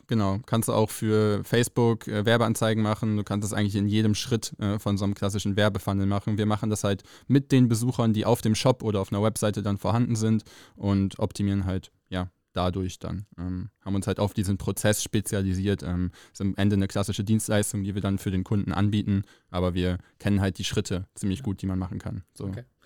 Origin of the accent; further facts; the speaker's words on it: Rheine, North Rhine-Westphalia, Germany; moved away as an adult; also born or lived in Mesum; now in Cologne, Germany; Rheine, ist meine Heimatstadt, bin zwar in Meso aufgewachsen und groß geworden, aber hier zur Schule gegangen